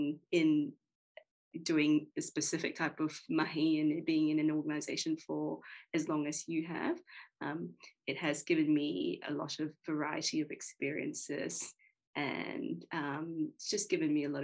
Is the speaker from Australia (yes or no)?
yes; Australia; moved away as an adult; also born or lived in United Kingdom; now in New Zealand; So I grew up in Australia. I then moved around the world. I lived in the UK and I moved to Aotearoa 3 years ago.